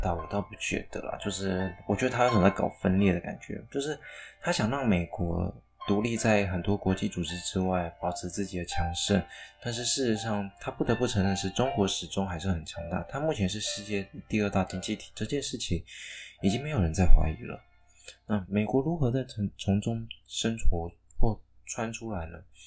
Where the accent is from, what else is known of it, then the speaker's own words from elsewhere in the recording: Taiwan; 当然我是台湾人，好，我身为一个台湾人